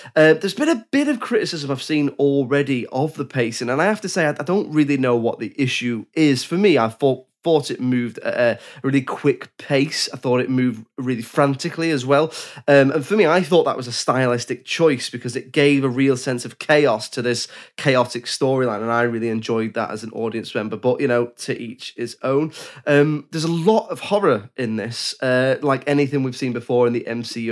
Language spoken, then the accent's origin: English; England, United Kingdom; I'm English